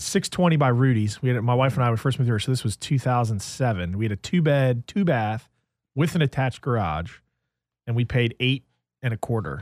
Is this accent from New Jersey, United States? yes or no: yes; New Jersey, United States; moved away; I grew up in New Jersey